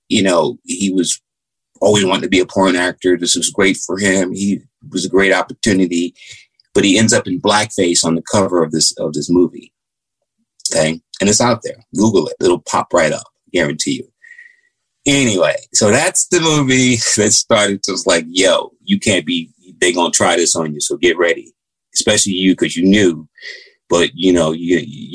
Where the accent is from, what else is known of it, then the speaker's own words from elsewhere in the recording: United States; Growing up in America